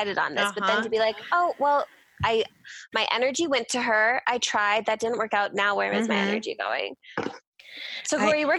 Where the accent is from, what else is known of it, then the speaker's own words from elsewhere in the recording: Minnesota, United States; now in Colorado, United States; We moved to Colorado on purpose. We're from Minnesota.